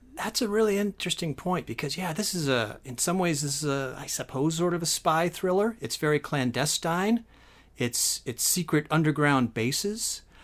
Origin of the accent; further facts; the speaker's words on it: San Francisco Bay Area, California, United States; I grew up in the San Francisco Bay Area